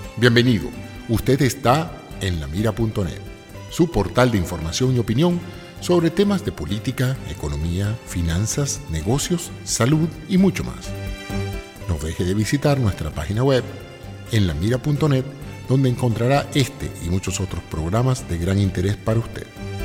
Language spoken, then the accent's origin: Spanish; Venezuela; para nosotros como ciudadanos venezolanos